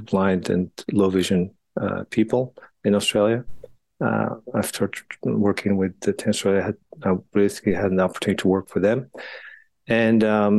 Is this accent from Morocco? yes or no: yes; Morocco; moved away as an adult; also born or lived in France; now in United States; I grew up in Morocco and then got the opportunity to play tennis a little bit there